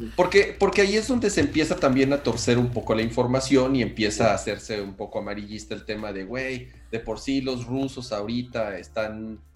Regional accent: Mexico; como mexicanos

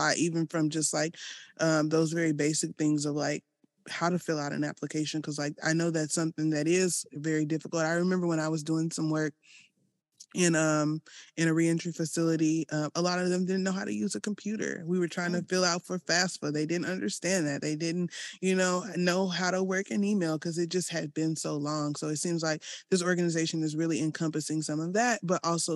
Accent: Arkansas, United States; now in Southern Illinois, United States; I come from Arkansas, a bigger city there.

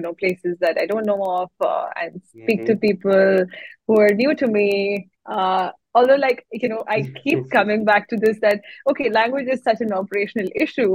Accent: India; now in Singapore; I'm an Indian

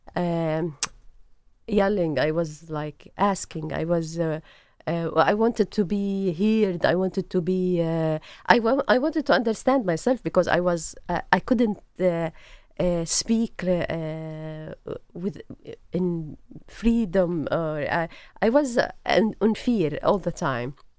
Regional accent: Jordan; English is a second language; moved away as an adult; also born or lived in Beirut, Lebanon / Tunis, Tunisia / Nablus, Palestine / Ramallah, Palestine; now in Jerusalem; I grew up in Jordan

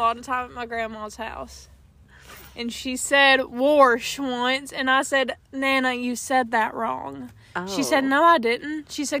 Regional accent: the Bible Belt, United States; we were raised in the Bible Belt

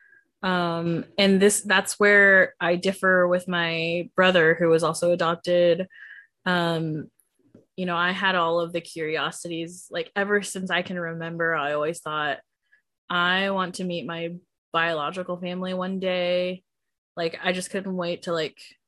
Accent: Georgia, United States; I was born in Georgia.

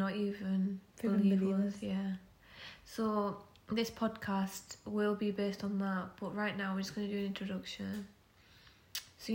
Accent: Sheffield, Yorkshire and the Humber, United Kingdom; I'm from Sheffield. Alright, we're both from Sheffield now

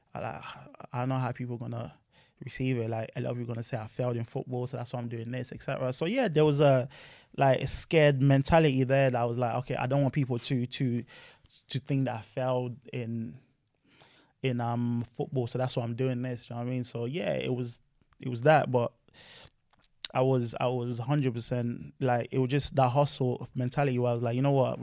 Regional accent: Luton, East of England, United Kingdom; also born or lived in France; I'm from Luton, so that's my hometown

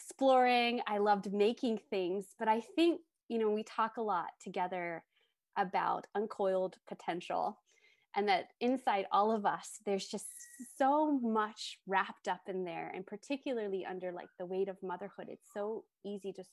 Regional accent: United States; moved away as an adult; also born or lived in Tokyo; I grew up in the United States and I live back here now

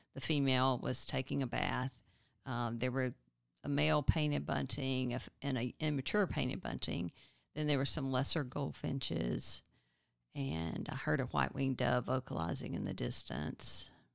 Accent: Nacogdoches, Texas, United States; now in Austin, United States; I grew up in East Texas in Nacogdoches.

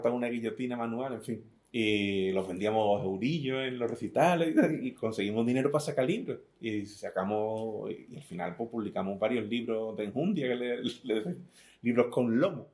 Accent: Algeciras, Andalusia, Spain; also born or lived in Venezuela / La Línea de la Concepción; me crié en el Saladillo, me he vivido toda la vida en, el Saladillo

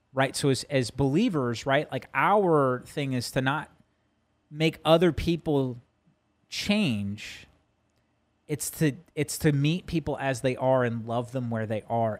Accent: New Jersey, United States; moved away; growing up in Jersey and, you know, going to Madison Square Garden.

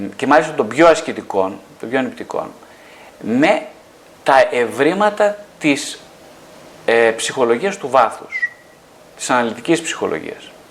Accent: northern Greece, Greece; είμαι από την Βόρεια Ελλάδα

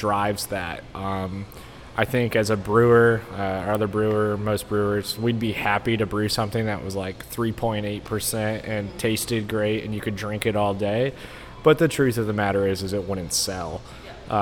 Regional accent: Pennsylvania, United States; moved away as an adult; also born or lived in Pittsburgh; now in Texas, United States; I'm from Pennsylvania

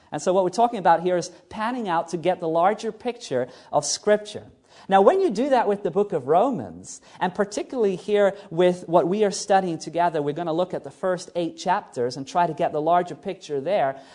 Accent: New Zealand; moved away; New Zealand, which is basically my home country where I was born

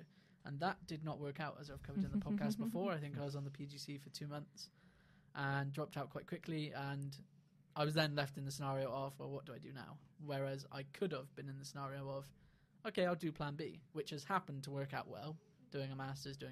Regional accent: Bristol, South West England, United Kingdom; moved away as an adult; also born or lived in Cardiff

